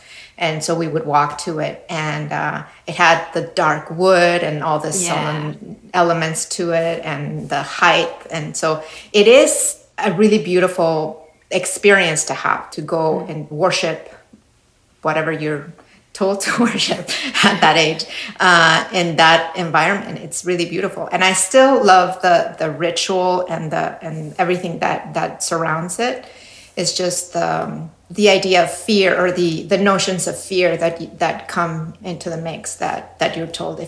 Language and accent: English; Mexico City, Mexico; Well, I was raised Catholic. That's one of the main things that were given to me when I was a little girl.